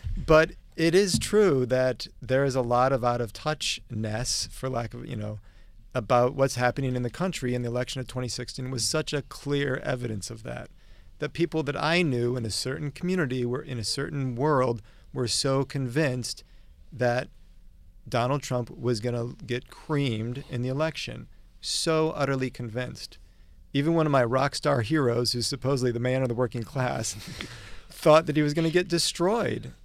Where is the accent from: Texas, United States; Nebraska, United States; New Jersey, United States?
Nebraska, United States; Omaha; I come from Omaha